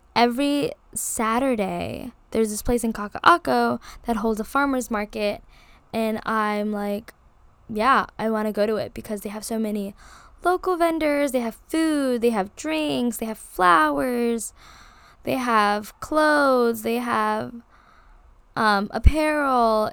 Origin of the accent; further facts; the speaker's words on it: Hawaii, United States; being born and raised in Hawaii, I live, like, ten minutes down from Waikiki Beach